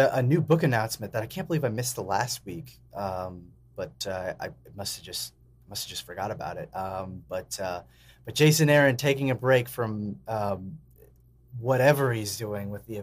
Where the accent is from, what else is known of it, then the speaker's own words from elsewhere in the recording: California, United States; accent: California; my California accent